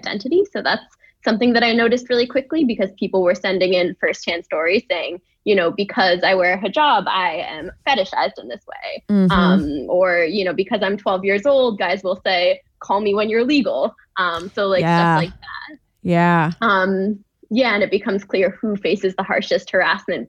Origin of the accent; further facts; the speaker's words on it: New York, United States; I grew up in New York